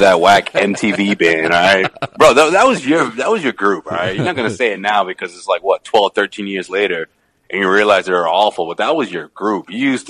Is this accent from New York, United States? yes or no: no; Boston, Massachusetts, United States; I told him I was from Boston.